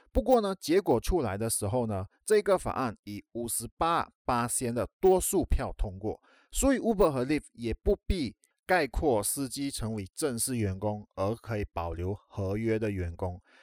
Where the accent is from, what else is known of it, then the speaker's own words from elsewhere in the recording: Malaysia; 在马来西亚，也就是我的家乡